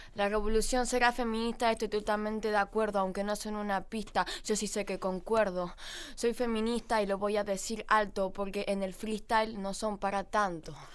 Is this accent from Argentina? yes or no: yes; Buenos Aires, Argentina; also born or lived in Gualeguaychú, Entre Ríos; soy de Buenos Aires, viví en Capital